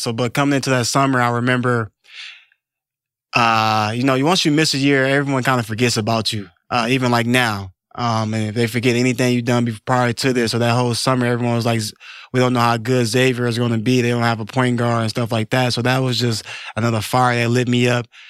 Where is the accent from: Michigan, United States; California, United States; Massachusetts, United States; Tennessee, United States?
Michigan, United States; Detroit; I was a Detroit kid. I grew up in Detroit